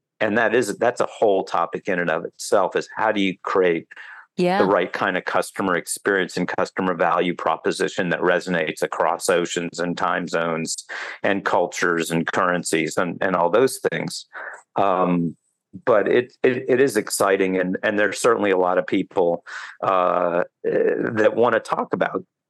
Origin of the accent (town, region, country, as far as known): United States